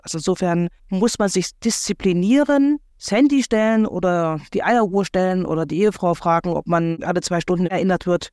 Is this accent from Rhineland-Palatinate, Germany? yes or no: no; Thuringia, Germany; bei uns in Thüringen